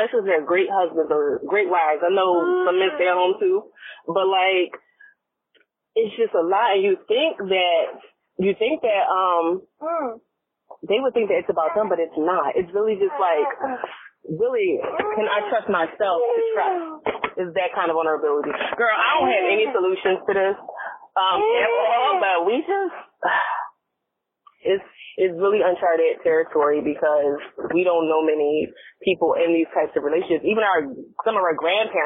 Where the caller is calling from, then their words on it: Virginia, United States; I'm calling from Virginia